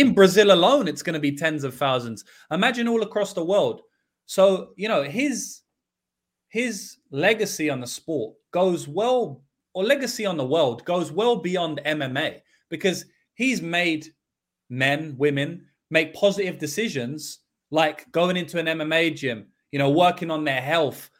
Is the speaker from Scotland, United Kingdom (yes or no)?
no; London, United Kingdom; in the U K, I grew up in London